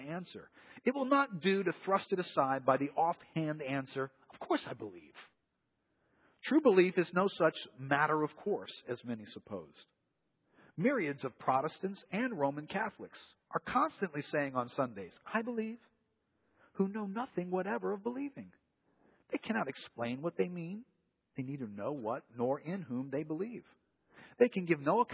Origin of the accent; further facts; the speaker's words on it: New Orleans, Louisiana, United States; we grew up here in New Orleans